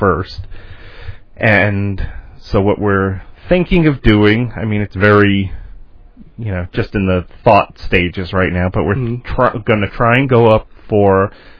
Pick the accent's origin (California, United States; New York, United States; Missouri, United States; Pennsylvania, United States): New York, United States; moved away; my home state of New York